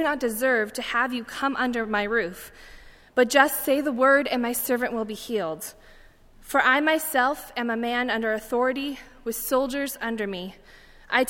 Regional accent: Phoenix, Arizona, United States; I'm from Phoenix, Arizona

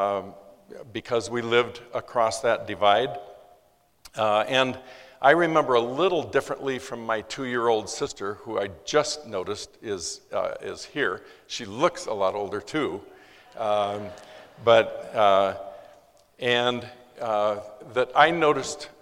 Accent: Los Angeles, California, United States; I was born in East LA in 1942.

